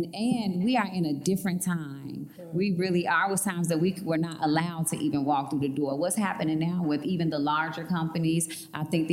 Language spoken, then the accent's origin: English; Chicago, Illinois, United States; I'm from Chicago and I talk with a swag and have braids